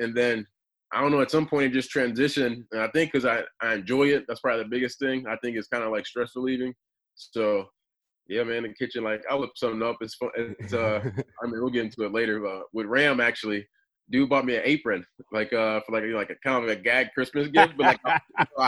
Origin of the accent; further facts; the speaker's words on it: Milwaukee, Wisconsin, United States; moved away as an adult; also born or lived in Stanford, California; So originally I'm from Wisconsin, grew up in Milwaukee